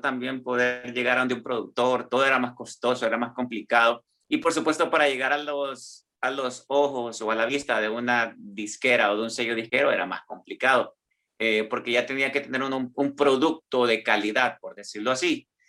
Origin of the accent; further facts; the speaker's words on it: San Pedro Sula, Cortés, Honduras; now in Milan, Italy; mi niñez fue una niñez en San Pedro Sula, ¿verdad? En Honduras, de donde yo soy.